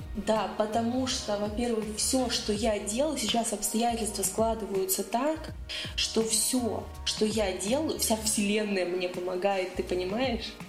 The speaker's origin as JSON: {"language": "Russian", "town": "Nizhny Novgorod", "region": "Nizhny Novgorod Oblast", "country": "Russia", "said": "я из Нижнего"}